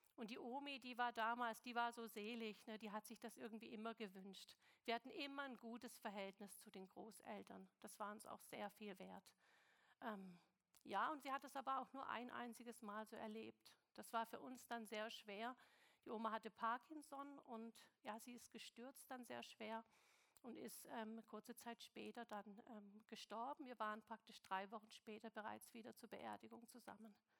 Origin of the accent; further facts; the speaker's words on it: Stuttgart, Baden-Württemberg, Germany; moved away; also born or lived in China; Ich bin in Stuttgart geboren, im Schwabenland